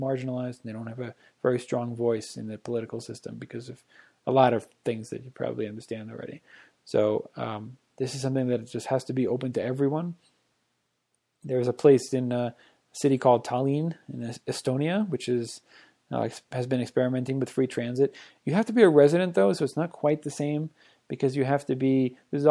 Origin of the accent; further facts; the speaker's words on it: Boston, Massachusetts, United States; now in Breckenridge, United States; I am from Boston